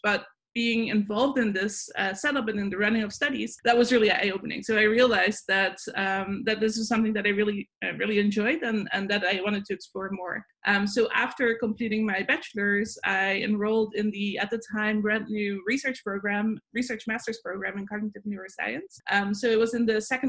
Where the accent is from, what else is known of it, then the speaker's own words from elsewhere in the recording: Netherlands; moved away as an adult; now in Buffalo, United States; I'm originally from the Netherlands, so I grew up there